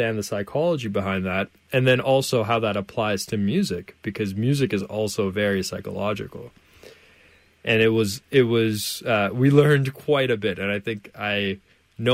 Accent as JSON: {"language": "English", "country": "Canada", "said": "I'm from Canada, of course. And so for me, Canada is home."}